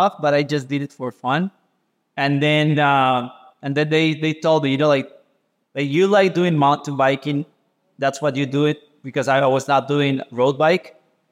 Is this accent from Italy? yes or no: no; Caribbean coast, Limón, Costa Rica; I grew up in the Caribbean coast, Costa Rica